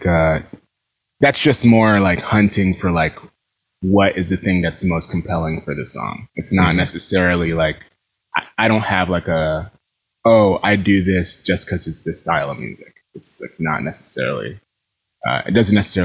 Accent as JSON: {"language": "English", "region": "New York", "country": "United States", "tie": "born or raised there", "said": "I grew up in New York"}